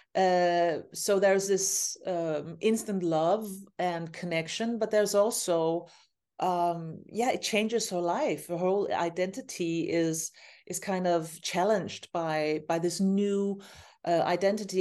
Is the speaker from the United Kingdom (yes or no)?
no; Copenhagen, Capital Region of Denmark, Denmark; my hometown, Copenhagen, where I am right now.